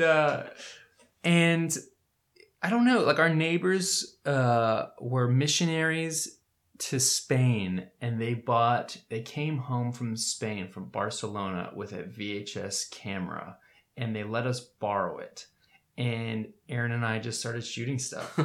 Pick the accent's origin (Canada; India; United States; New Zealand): United States; Winter Park, Florida; also born or lived in New Orleans, Louisiana; I was born in New Orleans, and I moved to Florida when I was like two, I think, two years old. Moved to Winter Park, Florida